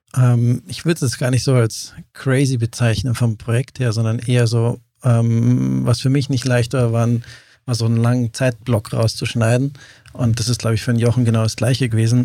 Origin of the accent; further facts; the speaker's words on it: near Lake Starnberg, Bavarian Oberland, Germany; also born or lived in Benediktbeuern; bin im Oberland aufgewachsen